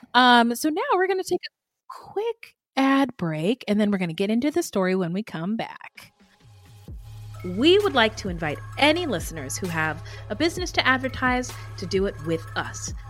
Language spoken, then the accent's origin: English; San Jose, California, United States; I was born and raised in San Jose